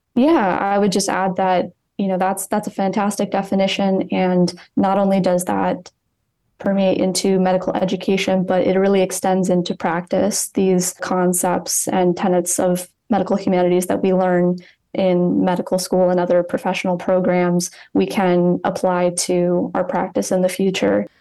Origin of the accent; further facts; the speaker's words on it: East Lansing, Michigan, United States; moved away as an adult; now in Cleveland, United States; I'm originally from East Lansing, Michigan